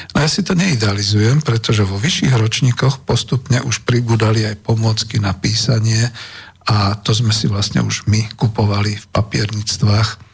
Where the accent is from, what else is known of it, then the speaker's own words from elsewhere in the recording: Bratislava, Bratislava Region, Slovakia; narodil som sa v Československej socialistickej republike, v Bratislave, hlavnom mestom Slovenskej socialistickej republiky